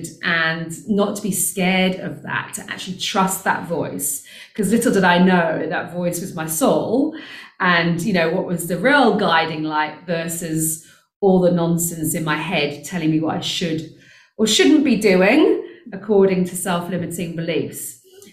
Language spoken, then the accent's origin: English; United Kingdom; moved away as an adult; now in South Africa; you can hear I'm British, I actually live in South Africa.